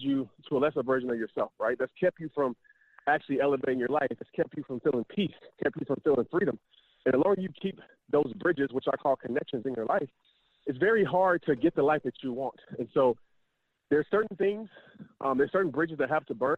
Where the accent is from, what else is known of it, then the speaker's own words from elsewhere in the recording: Louisiana, United States; moved away; also born or lived in Texas; Growing up in Louisiana, then we moved to Texas where, I mean, sports is everything